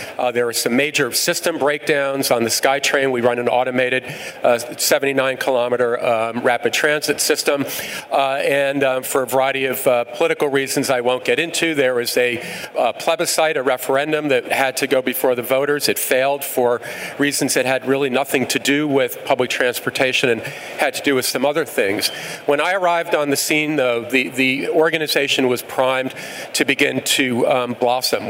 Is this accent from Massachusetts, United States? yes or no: no; New York, United States; moved away as an adult; I'm originally from New York, and I started my, my career actually working for the city of New York